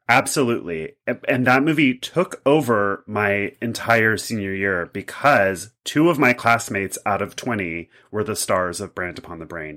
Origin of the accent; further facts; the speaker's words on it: Kentucky, United States; I'm from Kentucky. I'm a Kentucky boy.